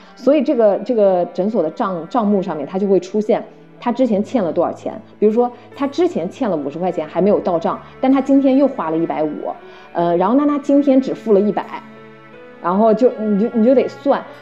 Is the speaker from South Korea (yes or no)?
no; China; moved away; 我们中国人